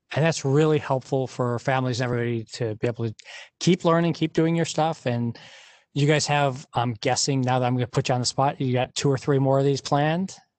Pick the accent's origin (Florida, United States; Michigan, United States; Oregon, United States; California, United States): Michigan, United States; Detroit; I grew up in Detroit in the auto and you know family in the auto industry